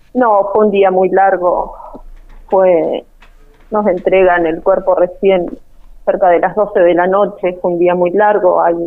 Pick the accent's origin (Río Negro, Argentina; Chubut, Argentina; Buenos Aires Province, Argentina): Chubut, Argentina; Trelew; now in Pico Truncado, Argentina; nosotros somos de, de Treleo. De Treleo.